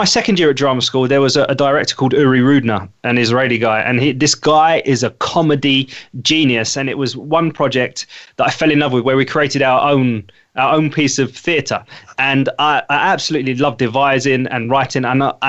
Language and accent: English; London, United Kingdom; also born or lived in Essex; I was born and bred in East London, grew up on the border of East London and Essex